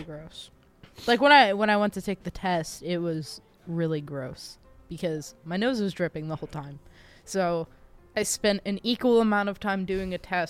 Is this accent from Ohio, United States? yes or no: no; New York, United States; I grew up in New York